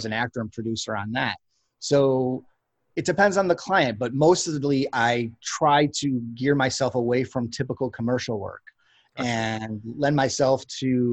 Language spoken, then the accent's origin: English; Chicago, Illinois, United States; moved away as an adult; I'm born and raised in Chicago